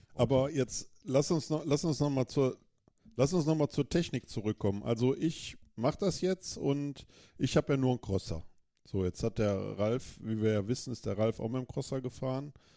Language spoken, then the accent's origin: German; Germany; als Deutscher in Deutschland